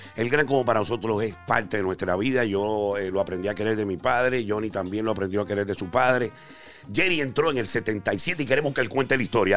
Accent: Mayagüez, Puerto Rico; Yo soy de Mayagüez, Puerto Rico

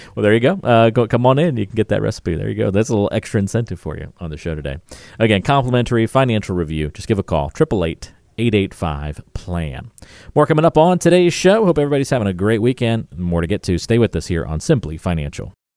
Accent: Greensboro, North Carolina, United States; I grew up in Greensboro in North Carolina

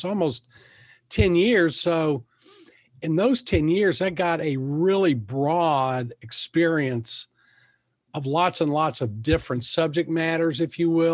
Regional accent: Lexington, Kentucky, United States; also born or lived in North Carolina; I'm from Lexington, grew up here

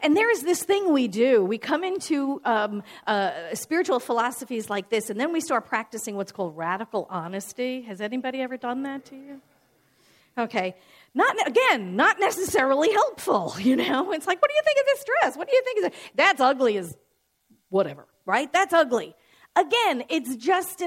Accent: New York City, New York, United States; I'm born and raised in New York

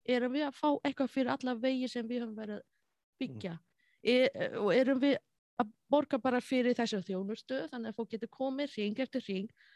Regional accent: China; Icelandic is a second language; moved away as an adult; also born or lived in Egypt; now in Iceland; ég tala kynversku, ég er frá Asjú

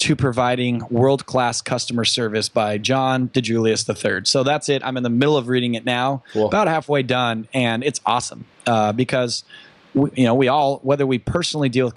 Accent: Newport Beach, California, United States; I live in Orange County, California. I was born in Newport Beach. So I was, you know, on the sand, born and raised.

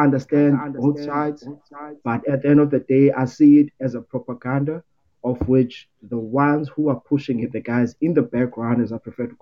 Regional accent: Cape Town, Western Cape, South Africa; I'm from Cape Town, South Africa, close to Googs

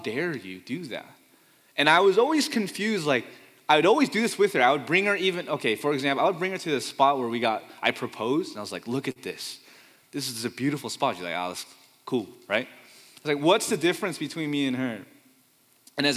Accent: Fremont, California, United States; also born or lived in Pleasanton, California; I grew up in Fremont, California. I've only moved two times in my life, or three, but only two that I remember, from Fremont, California to Pleasanton, California with my family until college. So I'm a Bay Area kid born and raised

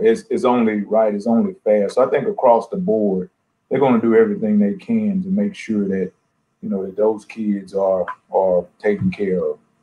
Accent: Texas, United States; moved away as an adult; also born or lived in North Dakota / Kalamazoo, Michigan / Ohio / Arizona; I'm from Texas, and I've recruited and I've coached in North Dakota and Kalamazoo, Michigan, and Ohio and Arizona

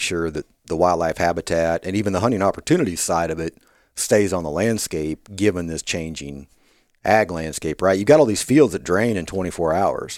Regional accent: Kansas, United States; moved away as an adult; also born or lived in Davis, California; now in Arkansas, United States; I grew up in Kansas

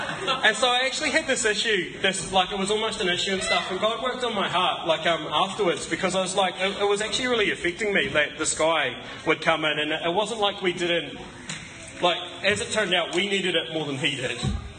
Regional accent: Scotland, United Kingdom; And I'm also Scottish, which doesn't always help with my generosity.

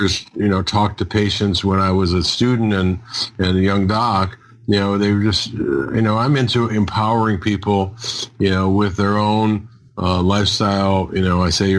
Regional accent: Detroit, Michigan, United States; I grew up in Detroit, Michigan

